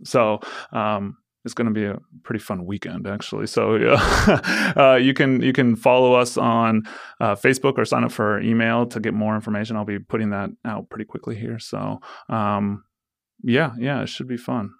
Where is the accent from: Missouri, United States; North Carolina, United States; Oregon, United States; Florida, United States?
Oregon, United States; Forest Grove; I grew up in Forest Grove